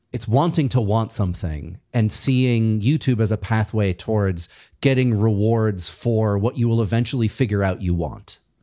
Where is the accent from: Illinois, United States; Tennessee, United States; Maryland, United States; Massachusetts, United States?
Massachusetts, United States; I'm from Massachusetts